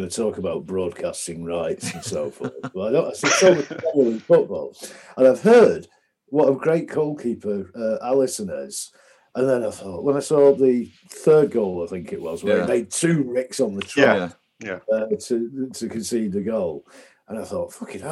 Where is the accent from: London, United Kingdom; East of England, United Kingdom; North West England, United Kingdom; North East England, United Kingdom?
North West England, United Kingdom; Macclesfield; now in Denmark; from Macclesfield, Bolton fan